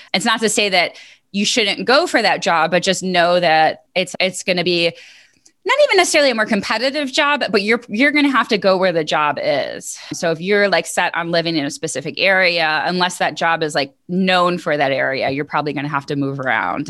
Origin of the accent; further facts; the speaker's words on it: New York, United States; moved away as an adult; also born or lived in Buffalo / Missouri; now in North Carolina, United States; I grew up in New York